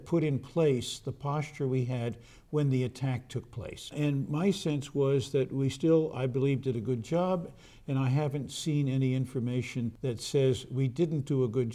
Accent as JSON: {"language": "English", "country": "United States", "said": "as an American diplomat who frequently testified to the Congress"}